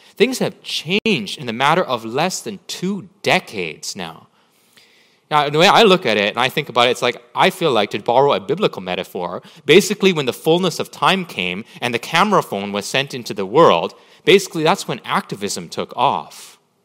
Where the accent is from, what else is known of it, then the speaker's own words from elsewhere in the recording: Vancouver, British Columbia, Canada; I was born and raised in Vancouver and would be probably as Canadian as they come